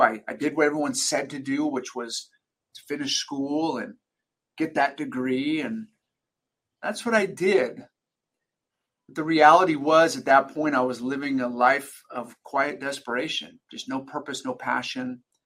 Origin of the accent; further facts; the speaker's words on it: Sacramento, California, United States; I was born and raised in Sacramento, California.